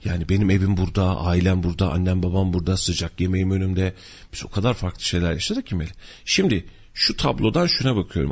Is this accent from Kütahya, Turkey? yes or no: yes; Kütahya, Turkey; ben de köylüyüm aslında